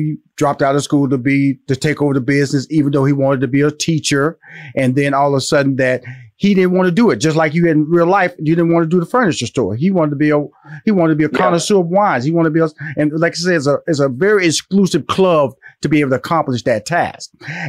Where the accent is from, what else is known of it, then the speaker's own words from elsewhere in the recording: Houston, Texas, United States; I'm from Houston, Texas. I'm a Texas boy.